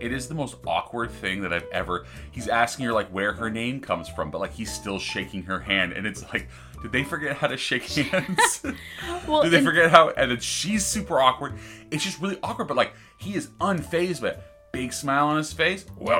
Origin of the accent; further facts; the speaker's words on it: California, United States; especially being a Californian